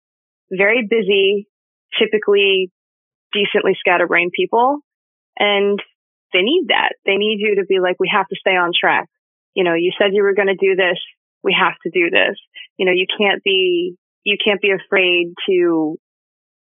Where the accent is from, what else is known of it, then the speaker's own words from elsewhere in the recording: East Coast, United States; I'm from the East Coast. So I'm from a section of the country that until COVID was not particularly receptive to the idea of telecommuting at all